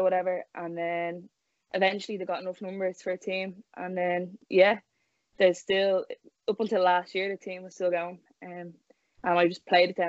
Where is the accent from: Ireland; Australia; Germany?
Ireland; Dublin, Leinster; I'm from Shankill in Dublin